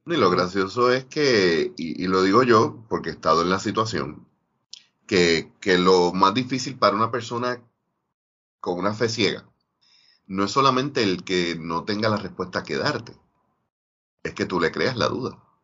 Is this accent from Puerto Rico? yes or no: yes; Ponce, Puerto Rico; yo ser de Ponce